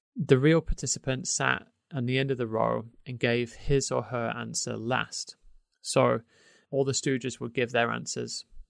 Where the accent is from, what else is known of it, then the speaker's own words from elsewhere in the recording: United Kingdom; moved away; obviously I'm British, but I'm outside of, I don't live in the U K anymore